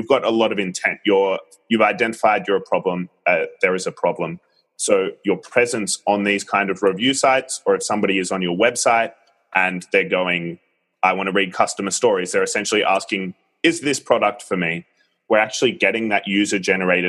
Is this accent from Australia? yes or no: yes; Australia; moved away as an adult; now in Singapore; I'm from Australia. Apologies to your listeners if they struggle to understand my accent, which hasn't quite faded away despite nearly 5 years in Singapore.